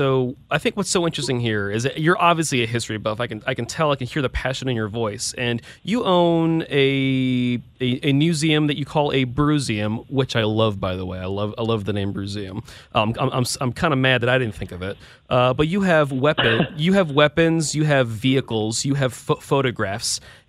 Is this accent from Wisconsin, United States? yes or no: yes; outside of Milwaukee, Wisconsin, United States; I was born outside of Milwaukee, Wisconsin